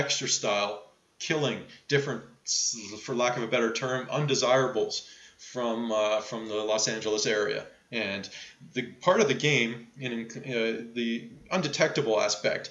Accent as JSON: {"language": "English", "town": "Toronto", "region": "Ontario", "country": "Canada", "tie": "born or raised there", "said": "my hometown of Toronto"}